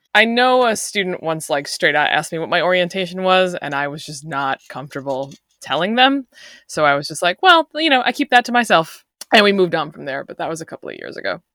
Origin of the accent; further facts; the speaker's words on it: Long Island, New York, United States; I'm from Long Island